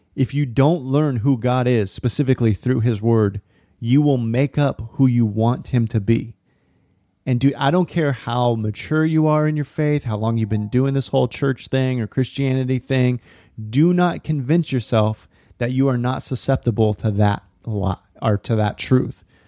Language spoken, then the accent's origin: English; Lodi, California, United States; now in Portland, United States; I grew up going to this small church in Northern California, little town called Lodi, kind of sandwiched in between Sacramento and Stockton